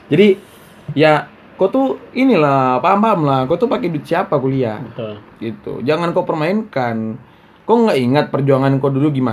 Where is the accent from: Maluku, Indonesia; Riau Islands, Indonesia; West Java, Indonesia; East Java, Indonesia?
Riau Islands, Indonesia; Batam; ya kenapa kok aku dari Batam rupanya